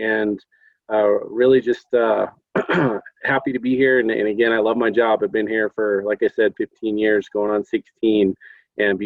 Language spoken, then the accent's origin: English; Albuquerque, New Mexico, United States; I am here from New Mexico. I went to Manzano High School